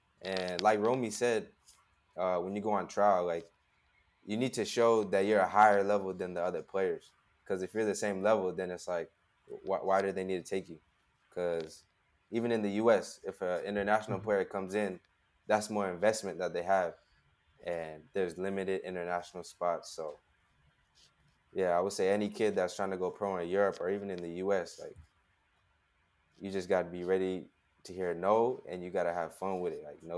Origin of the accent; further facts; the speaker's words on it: West Coast, United States; I'm from Las Vegas, I'm from LA, I'm from the West Coast. I'm used to warm weather.